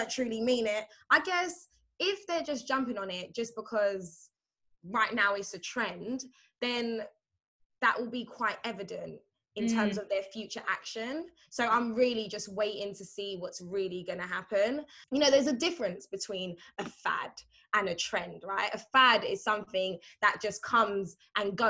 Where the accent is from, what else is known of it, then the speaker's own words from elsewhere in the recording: New York City, New York, United States; me growing up in Brooklyn